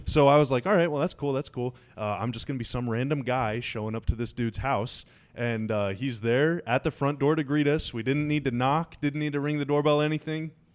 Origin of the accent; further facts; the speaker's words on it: United States; I'm American